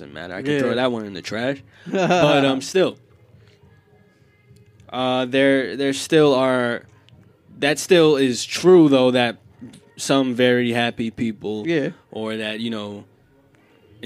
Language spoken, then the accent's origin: English; New York, United States; I come in from Marlboro Projects.